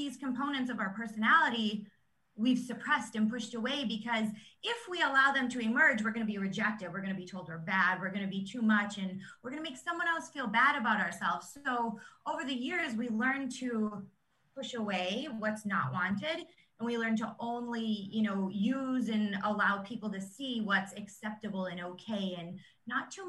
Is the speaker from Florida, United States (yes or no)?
no; New York, United States; moved away as an adult; now in Phoenix, United States; I'm actually from New York, and now we live in Phoenix